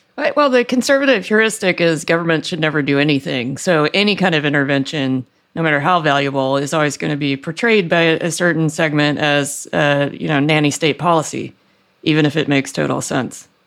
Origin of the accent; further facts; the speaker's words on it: Deep South, United States; I grew up in the Deep South where nobody had gas heating